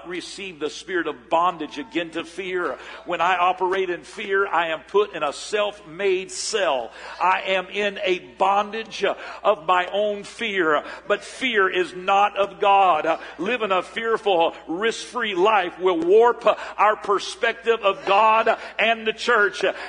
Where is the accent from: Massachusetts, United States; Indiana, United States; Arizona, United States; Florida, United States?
Florida, United States; Port St. Joe; moved away; I was raised in Port St. Joe, Florida. About 2,500 people up in the panhandle of Florida before my family moved here in 1971